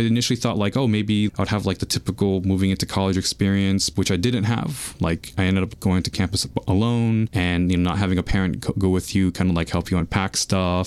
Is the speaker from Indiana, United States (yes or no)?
no; New York City, New York, United States; I was actually born and raised in Queens